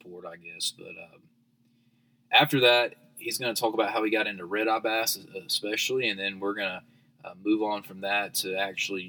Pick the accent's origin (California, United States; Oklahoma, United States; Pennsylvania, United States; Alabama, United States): Alabama, United States; Dothan; I'm from Dothan